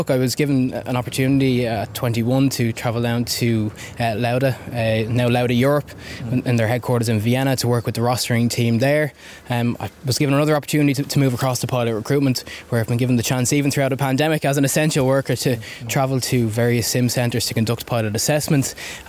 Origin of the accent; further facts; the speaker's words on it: Swords, Leinster, Ireland; I'm from Swords in Dublin